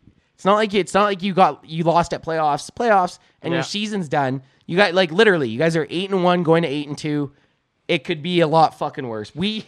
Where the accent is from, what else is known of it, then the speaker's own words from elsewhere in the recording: Canada; I'm like the exception for a Canadian.